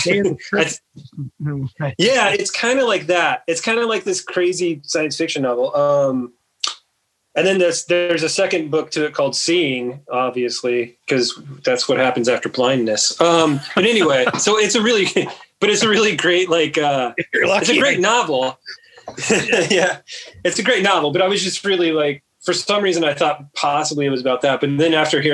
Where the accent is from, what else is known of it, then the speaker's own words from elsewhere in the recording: Midwest, United States; I'm also from the Midwest, so I think my L's get intrusive sometimes.